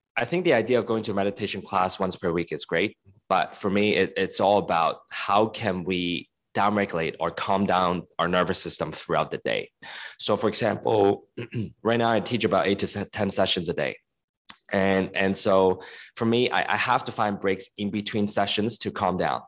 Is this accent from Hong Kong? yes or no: yes; Hong Kong; moved away; also born or lived in United States; I was born and raised in Hong Kong and I was in the States for ten years